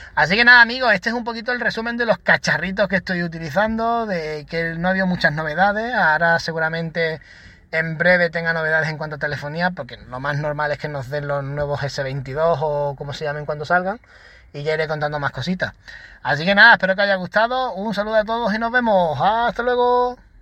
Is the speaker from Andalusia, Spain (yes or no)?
yes; Málaga, Andalusia, Spain; yo soy de Málaga